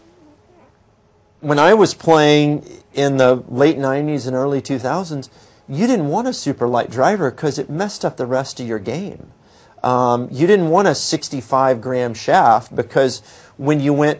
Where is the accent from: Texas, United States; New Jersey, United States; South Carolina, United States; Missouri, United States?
Texas, United States; being a Texan